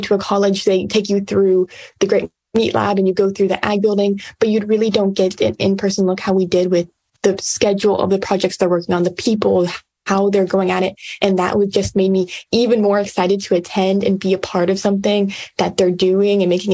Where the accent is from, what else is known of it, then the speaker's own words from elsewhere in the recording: Yoakum, Texas, United States; I'm from Yoakum, Texas, but I went 10 hours north and I'm currently at West Texas